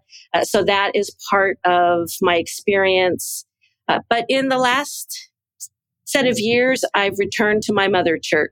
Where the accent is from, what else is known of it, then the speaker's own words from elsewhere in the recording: Orange County, California, United States; moved away as an adult; also born or lived in Burundi / Southwest US; I am a California girl, born and raised in Orange County, so the kind of the heart of Southern California. I was born into the Catholic Church